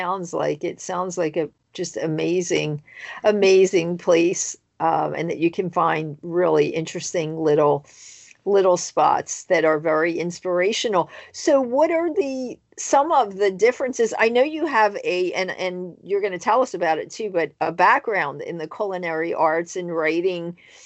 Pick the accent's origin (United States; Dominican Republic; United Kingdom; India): United States; East Coast; I'm from the East Coast also.